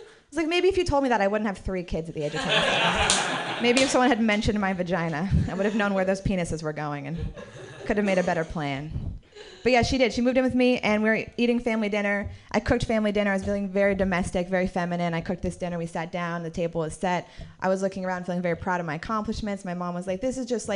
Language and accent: English; Marin City, California, United States; I grew up in Marin City